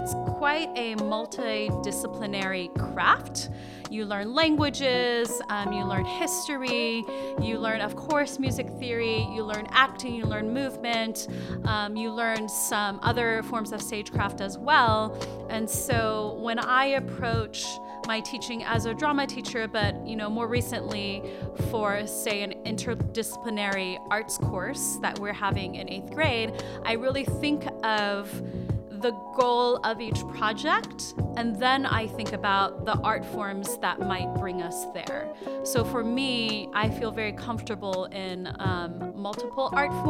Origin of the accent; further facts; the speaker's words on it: East Coast, United States; moved away as an adult; also born or lived in Rochester, New York; I was born in Rochester, New York, and I grew up mostly on the East Coast and lived there until I was in my early 30s.